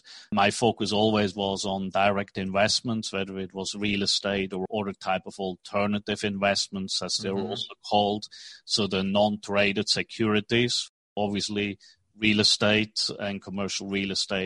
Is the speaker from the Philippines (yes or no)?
no; Switzerland; English is a second language; moved away as an adult; also born or lived in New York, United States / Tokyo, Japan / Hong Kong; now in Dallas, United States; I was born in Switzerland, and right after school, I studied finance economics